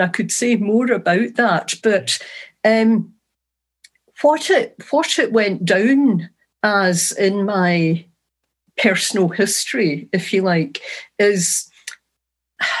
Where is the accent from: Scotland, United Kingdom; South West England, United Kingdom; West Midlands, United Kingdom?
Scotland, United Kingdom; East Kilbride; now in Ireland; I grew up in East Kilbride, which is a new town near Glasgow